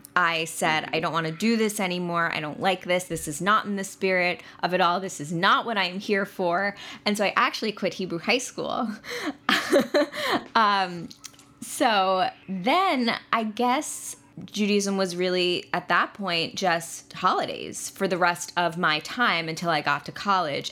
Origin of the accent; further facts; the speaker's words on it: Long Island, New York, United States; now in New York City, United States; I am a true New Yorker. I am from Long Island, and I have been living in New York City for nine years now